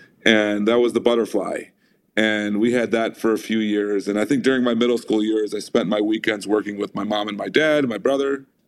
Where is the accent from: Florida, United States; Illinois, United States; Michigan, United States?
Michigan, United States; Sterling Heights; also born or lived in Oak Park, Michigan; I grew up in Sterling Heights, Michigan, alongside two brothers, one sister. I was the youngest of four. My dad came to this country in 1979. He was already married to my mom. They had their firstborn child in 1984. I was born in 1990.